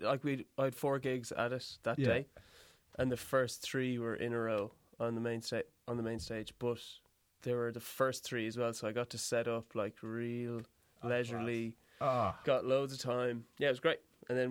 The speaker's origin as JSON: {"language": "English", "town": "Galway", "region": "Connacht", "country": "Ireland", "lives_now": "Dublin, Ireland", "said": "Galway, …."}